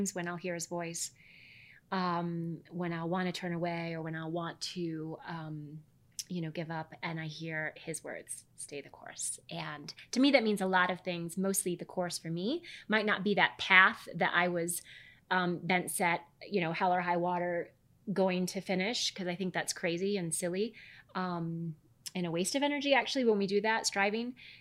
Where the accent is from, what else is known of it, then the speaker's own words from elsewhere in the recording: Midwest, United States; I grew up in the Midwest.